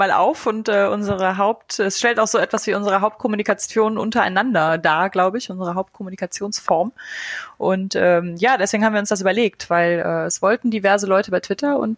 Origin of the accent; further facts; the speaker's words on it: Eifel, Germany; Also ich bin in der Eifel aufgewachsen, nicht so ganz tief in der Eifel, aber genug, um äh, quasi keinen Kontakt zur zivilisierten Welt zu haben.